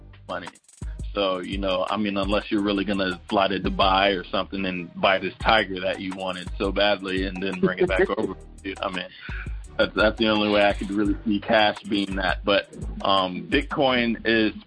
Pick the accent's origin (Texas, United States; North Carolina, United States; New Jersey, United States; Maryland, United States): North Carolina, United States; Charlotte; I'm originally from Charlotte, North Carolina